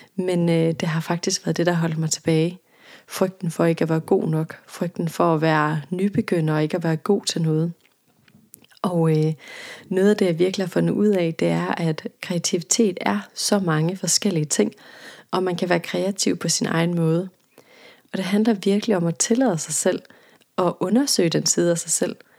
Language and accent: Danish; Jutland, Denmark; jeg er jøde, og der hvor jeg kommer fra, der gik man til halvbal, da man var teenager